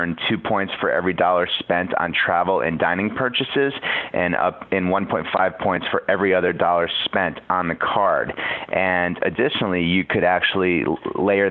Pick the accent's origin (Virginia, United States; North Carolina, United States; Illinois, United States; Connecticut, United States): Connecticut, United States; I grew up in Connecticut, and we grew up going to the Jersey Shore